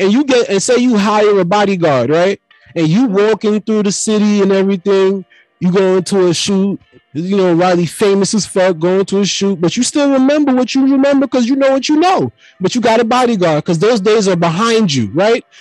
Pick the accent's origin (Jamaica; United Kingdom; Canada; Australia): Jamaica; I'm already Jamaican